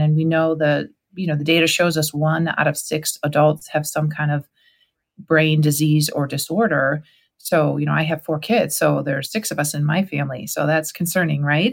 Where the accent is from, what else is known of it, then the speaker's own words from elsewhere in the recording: Cleveland, Ohio, United States; Allie and I, we're from Cleveland, Ohio